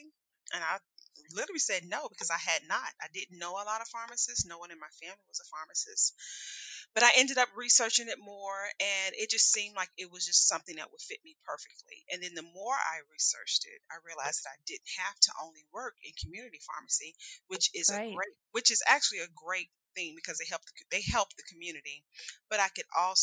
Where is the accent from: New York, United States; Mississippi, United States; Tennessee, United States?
Tennessee, United States; moved away as an adult; also born or lived in Alabama / New Orleans, Louisiana; now in Indianapolis, United States; went to school and pretty much from my childhood on in Tennessee